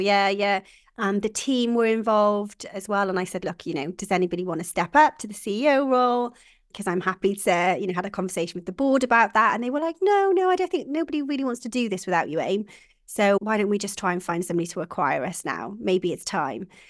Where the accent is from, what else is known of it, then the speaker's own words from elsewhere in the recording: Welsh, Wales, United Kingdom; I am Welsh